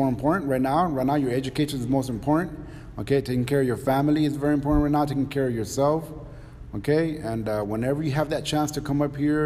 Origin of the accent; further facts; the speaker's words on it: Donna, Texas, United States; also born or lived in Chicago; Came down here about second, third grade, and I was raised here in Donna. I graduated from Donna High School, 1993